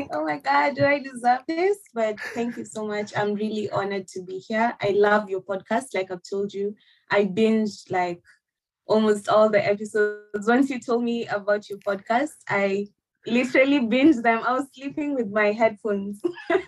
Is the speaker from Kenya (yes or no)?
yes; Nairobi, Kenya; moved away as an adult; now in Perth, Australia; So I'm from Kenya, and from Nairobi, Kenya, representing all the way. I have lived in Kenya all my life.